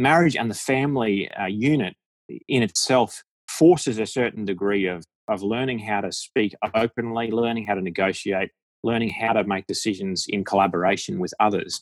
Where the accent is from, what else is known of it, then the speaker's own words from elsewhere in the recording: Australia; accent: Aussie; my Aussie accent